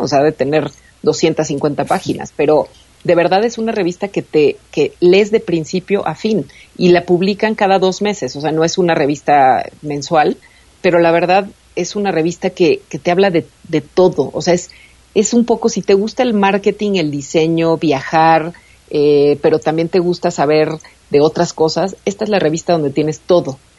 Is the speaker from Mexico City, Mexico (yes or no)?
yes; Mexico City, Mexico; los que somos de la Ciudad de México y los que son de Monterrey no tenemos nada que ver